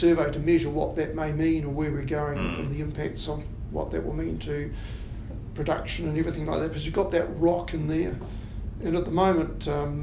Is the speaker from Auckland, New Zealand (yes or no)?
no; Wellington, New Zealand; also born or lived in Southland / Canterbury / Wairarapa; I grew up in Wellington, and I left school vowing never to come back to Wellington City